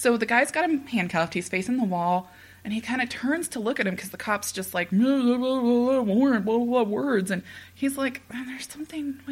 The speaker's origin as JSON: {"language": "English", "town": "Topeka", "region": "Kansas", "country": "United States", "said": "I'm from Topeka."}